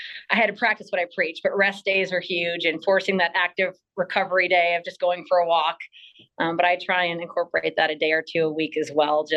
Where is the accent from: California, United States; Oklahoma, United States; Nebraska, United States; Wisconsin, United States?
Wisconsin, United States; moved away as an adult; now in Colorado, United States; I was born and raised in Wisconsin, Midwest girl